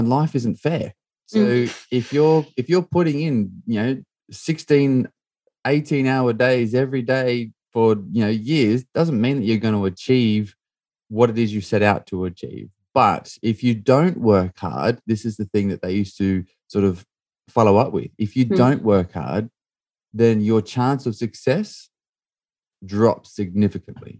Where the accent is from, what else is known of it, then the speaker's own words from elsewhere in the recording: Australia; I grew up in Australia.